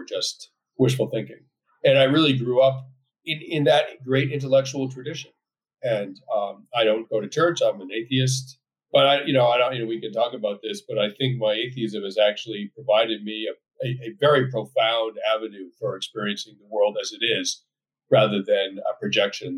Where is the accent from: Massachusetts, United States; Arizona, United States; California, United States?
Massachusetts, United States; Belmont; moved away as an adult; I grew up in a very safe, affluent, upper middle class community suburb outside of Boston called Belmont